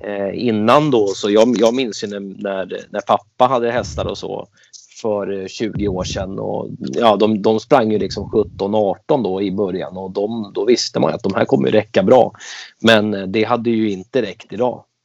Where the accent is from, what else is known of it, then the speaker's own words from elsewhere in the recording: Stockholm, Stockholm County, Sweden; moved away as an adult; now in Falkenberg, Sweden; jag växte upp i eh, Kista, Akalla och det är eh, i Stockholm, utanför Stockholm